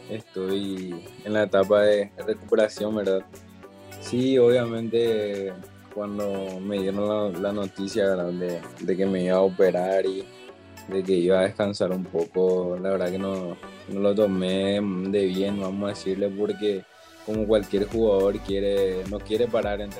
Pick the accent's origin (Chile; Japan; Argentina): Argentina; Azul, Buenos Aires Province; mi ciudad natal, que es Azul